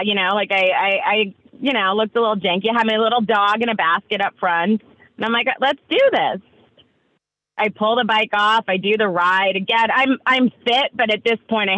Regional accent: New York, United States; I'm from New York

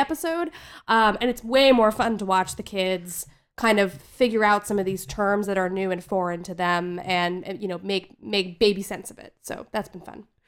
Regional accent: New Jersey, United States; growing up in New Jersey in the nineties

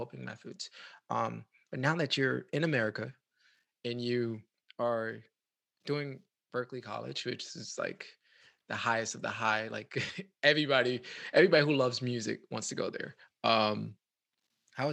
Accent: New York City, New York, United States; now in Tampa, United States; I'm originally from the Bronx, and as I leave to come to Tampa

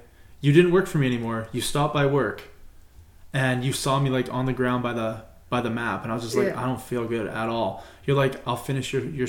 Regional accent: United States; I'm American

